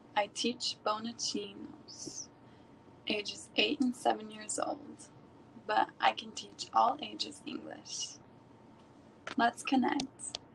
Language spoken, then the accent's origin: English; United States; also born or lived in Missouri, United States; I'm from America. I live in Missouri, United States of America